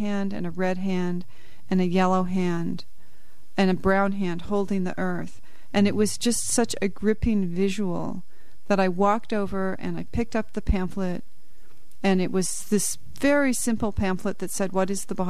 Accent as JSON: {"language": "English", "town": "Boulder", "region": "Colorado", "country": "United States", "tie": "born or raised there", "also_born_or_lived": "Fort Collins, Colorado / Kenya", "moved": "as an adult", "lives_now": "South Hadley, United States", "said": "I grew up in Colorado."}